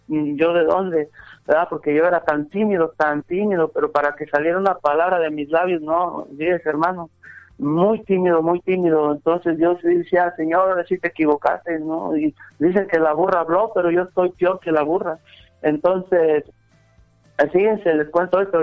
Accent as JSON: {"language": "Spanish", "area": "Salitre, near Celaya", "region": "Guanajuato", "country": "Mexico", "tie": "born or raised there", "said": "soy ahí cerca de Celaya, de este rancho que se llama Salitre"}